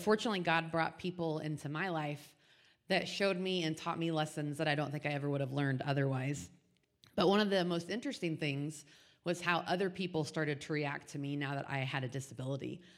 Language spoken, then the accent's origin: English; Indianapolis, Indiana, United States; now in Wyoming, United States; born and raised in Indianapolis